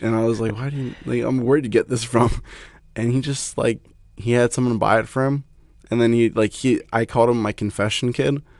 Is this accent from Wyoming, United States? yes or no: no; Satellite Beach, Florida, United States; moved away as an adult; also born or lived in Atlanta / Haiti; I'm from the Melbourne, Florida area. I grew up, uh, like, on Satellite Beach.